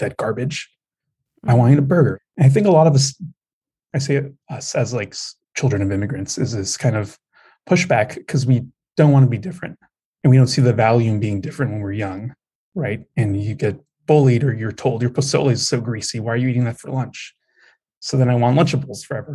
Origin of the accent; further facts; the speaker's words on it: United States; I'm also an American born Mexican, second generation